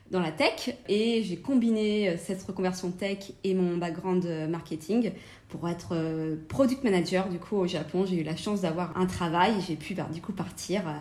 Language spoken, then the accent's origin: French; France; moved away as an adult; also born or lived in London, United Kingdom; now in Japan; je suis française